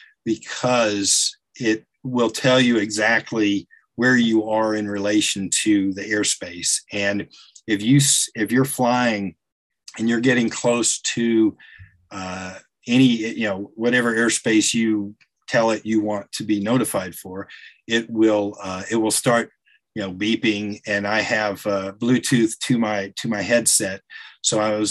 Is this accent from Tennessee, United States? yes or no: yes; Chattanooga, Tennessee, United States; now in Atlanta, United States; I spent several years growing up in the Chattanooga area